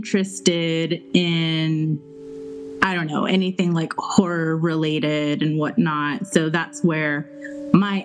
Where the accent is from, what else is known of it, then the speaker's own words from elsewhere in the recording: El Paso, Texas, United States; now in Los Angeles, United States; I grew up with Mata in El Paso. So I'm from Texas, but I live in Los Angeles now